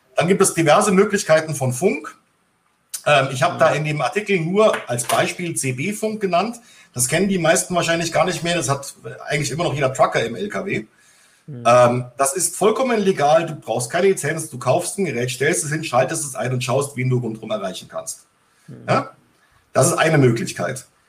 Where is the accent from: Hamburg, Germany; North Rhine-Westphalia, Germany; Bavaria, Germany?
Bavaria, Germany; ich bin ja in Bayern aufgewachsen, also auf dem Land